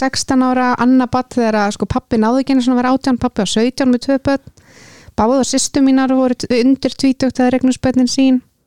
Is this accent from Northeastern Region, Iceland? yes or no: no; Kópavogur, Capital Region, Iceland; ég er hvað 31 úr Kópaveinum